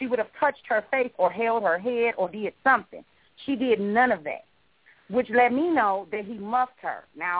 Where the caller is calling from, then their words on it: Jacksonville, Florida, United States; Jacksonville. Hi, this is